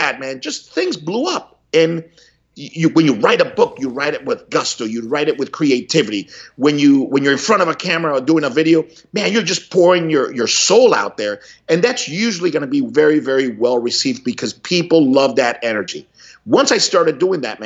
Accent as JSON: {"language": "English", "town": "Miami", "region": "Florida", "country": "United States", "tie": "born or raised there", "also_born_or_lived": "Cuba", "said": "growing up in Miami in the 70s"}